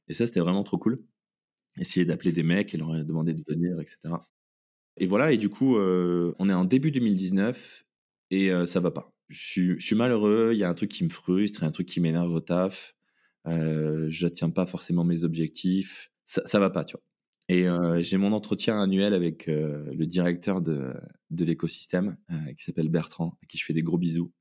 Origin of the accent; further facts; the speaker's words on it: Toulouse, Occitania, France; also born or lived in New Zealand; je suis toulousain. Donc, euh, j'ai grandi en, faisant euh, des études d'ingénieur euh, à Toulouse.